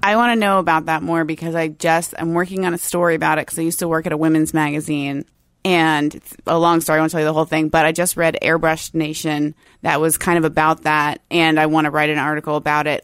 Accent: Tampa, Florida, United States; moved away as an adult; also born or lived in Gainesville / Saint Augustine; now in Seattle, United States; I grew up near Tampa

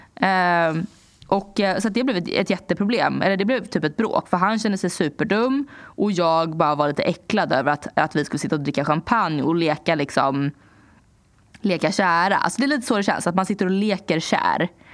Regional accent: Sweden; moved away as an adult; also born or lived in New York; jag hade varit hemma i Sverige ett tag

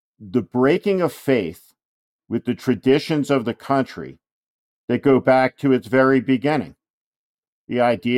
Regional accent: New Jersey, United States; strategist who helped Governor Chris Christie win in the notoriously Democratic state of New Jersey, my home state also.

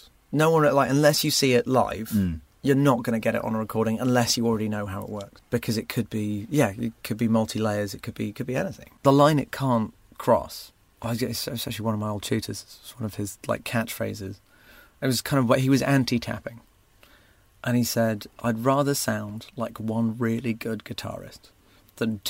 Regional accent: Surrey, South East England, United Kingdom; It's kind of Surrey. Nearest landmark is Gatwick Airport, kind of between Reigate and Redhill

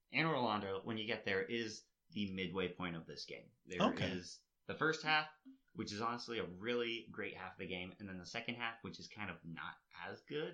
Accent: United States; moved away; where we grew up in Hutch

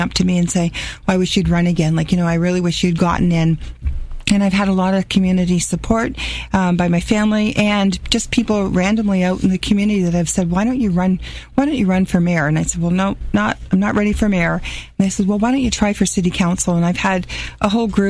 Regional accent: St. Catharines, Ontario, Canada; I grew up in St. Catharines on off of Bundy between Scotland Wall and Star Circle

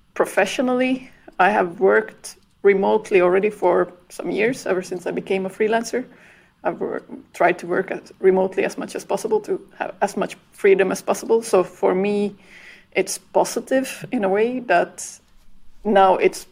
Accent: Finland; also born or lived in Belgium; now in Ireland; I'm originally from Finland

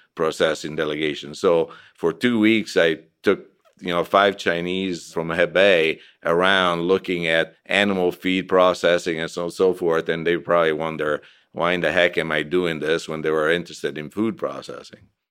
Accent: Italy; now in United States; I was from Italy and decided to come to the United States and stay

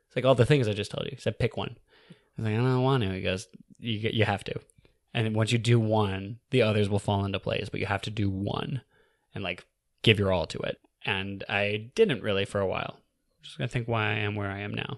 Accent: California, United States; moved away as an adult; also born or lived in New York City / Alaska; I'm from California

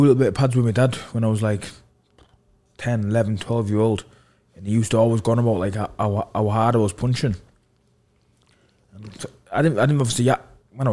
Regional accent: North East England, United Kingdom; We're both from the North East and it's in Newcastle

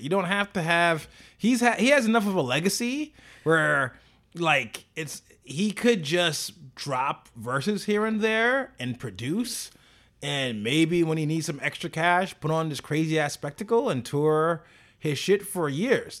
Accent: New York, United States; as a New Yorker

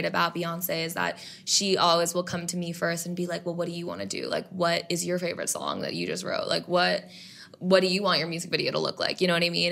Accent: New York City, New York, United States; I grew up in New York City

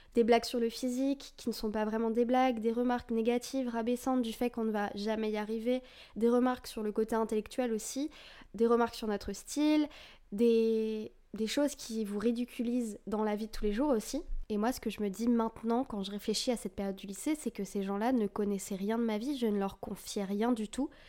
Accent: France; moi je suis d'origine vietnamienne, je suis française et vietnamienne

